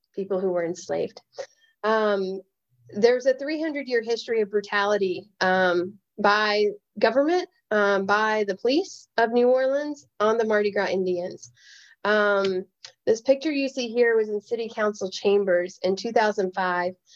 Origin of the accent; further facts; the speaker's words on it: the South, United States; as a Native person, as a woman, as a Southerner